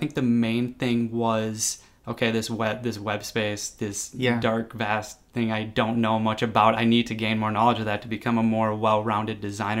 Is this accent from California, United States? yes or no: no; Golden Valley, Minnesota, United States; also born or lived in Plymouth, Minnesota; I grew up in Golden Valley, and then we moved to Plymouth. So I've just kind of been around this area.